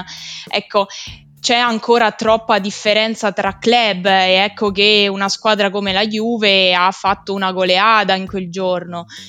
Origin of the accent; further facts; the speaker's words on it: Rieti, Lazio, Italy; moved away as an adult; now in Fabriano, Italy; Vengo da Rieti, che è il centro geografico di, d'Italia